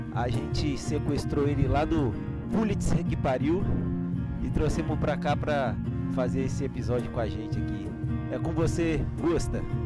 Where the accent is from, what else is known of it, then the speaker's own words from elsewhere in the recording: Brazil; nós somos brasileiros